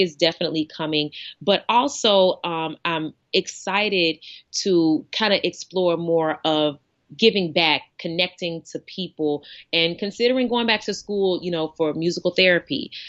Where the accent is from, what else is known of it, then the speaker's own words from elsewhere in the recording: East Coast, United States; moved away as an adult; also born or lived in Arkansas; growing up on the East Coast